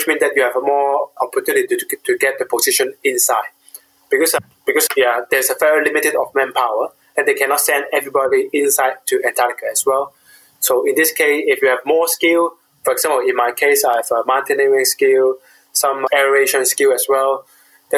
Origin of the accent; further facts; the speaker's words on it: Hong Kong; moved away; I was born during the British colony period. At that time, UK government preserved about 80% of the countryside in Hong Kong as a preserve